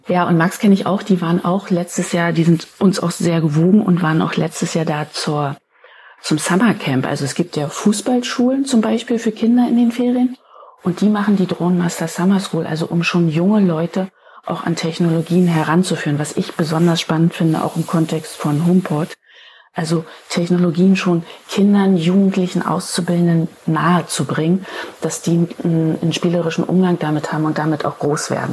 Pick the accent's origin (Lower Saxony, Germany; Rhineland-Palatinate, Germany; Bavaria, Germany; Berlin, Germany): Berlin, Germany; Ich bin Berlinerin